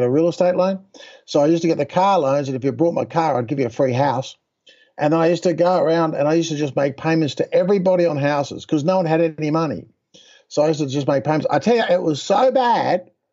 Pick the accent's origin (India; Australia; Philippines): Australia; moved away as an adult; also born or lived in Texas; I'm an Australian guy